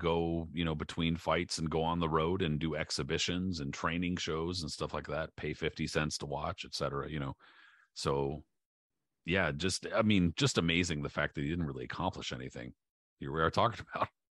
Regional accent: San Diego, California, United States; I grew up in San Diego

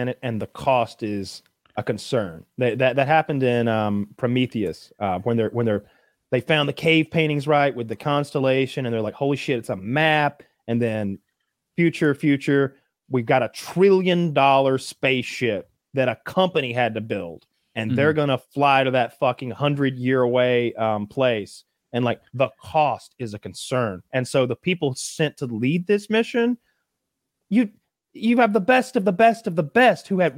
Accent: United States; growing up in America

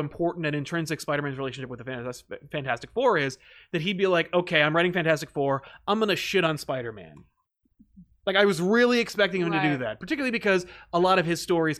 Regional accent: United Kingdom; Kind of looking forward to some British heroes as a Brit myself.

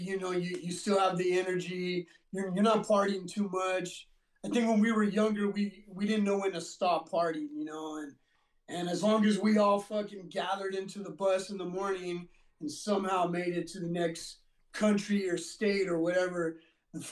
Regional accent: Whittier, California, United States; also born or lived in Montebello, California; I was born in Montebello. I was raised in Whittier

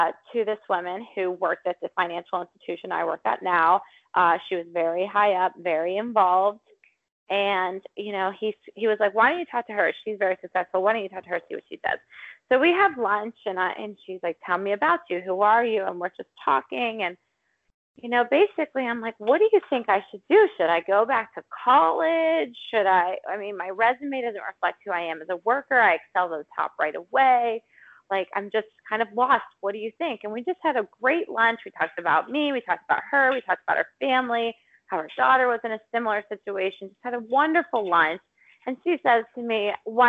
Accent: Pittsburgh, Pennsylvania, United States; moved away as an adult; I'm from Pittsburgh

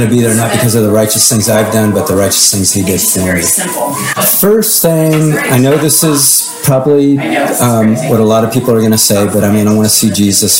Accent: Huntington Beach, California, United States

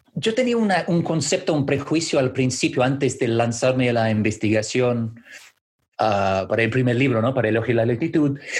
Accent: Canada; Spanish is a second language; now in London, United Kingdom; Como canadiense, la verdad que sigo canadiense? siendo canadiense, siempre seré canadiense

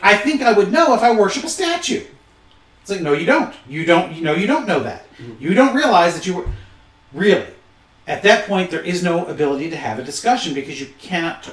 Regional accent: Michigan, United States; being born and bred in Michigan, even though my parents both come from Eastern Kentucky

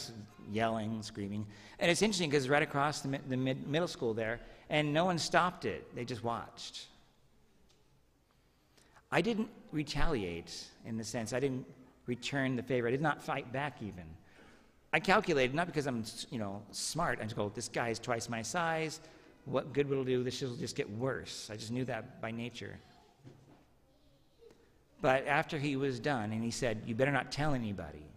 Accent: Medford, Oregon, United States; When I was a third grader, I was walking home from Jefferson Elementary in Medford

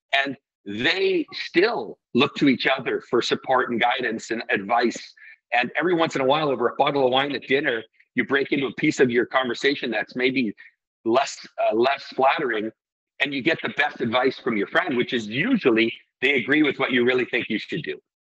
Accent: Iceland; I come from Iceland

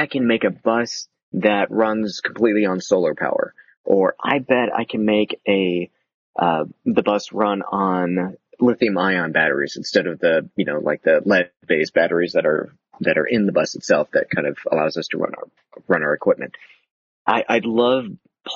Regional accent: the South, United States; moved away; I grew up in the South

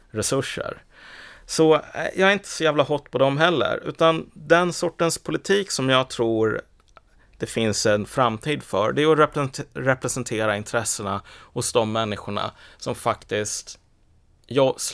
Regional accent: Iraq; den här personen, han kommer från Kurdistan och jag kommer från Irak, vi är samma sak.

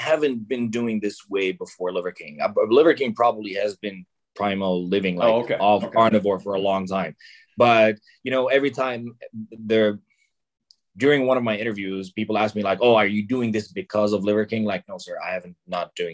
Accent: Lebanon; I'm Lebanese. I was born and raised in Lebanon

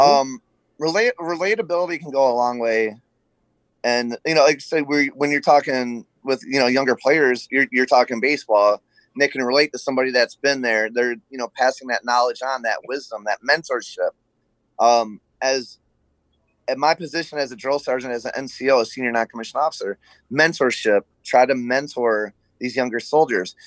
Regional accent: Flint, Michigan, United States; I was born in Flint, Michigan, the birthplace of General Motors.

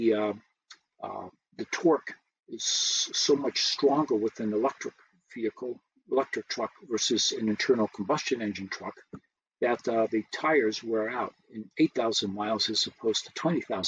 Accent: Brazil; now in United States; I was born here, but I grew up in Brazil.

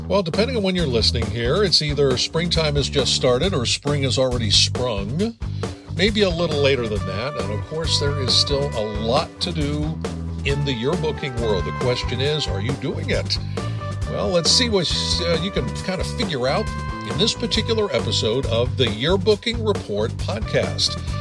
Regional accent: Pennsylvania, United States; I'm from Pennsylvania

